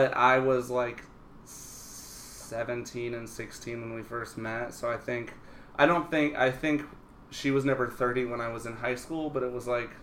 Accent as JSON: {"language": "English", "region": "South Carolina", "country": "United States", "tie": "born or raised there", "moved": "yes", "said": "I grew up in South Carolina"}